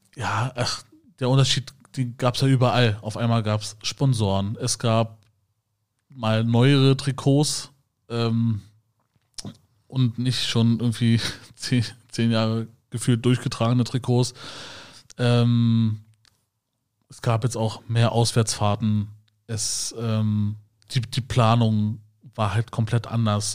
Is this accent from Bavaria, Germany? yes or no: no; Schönefeld, Brandenburg, Germany; ich bin ja in Schönefeld aufgewachsen.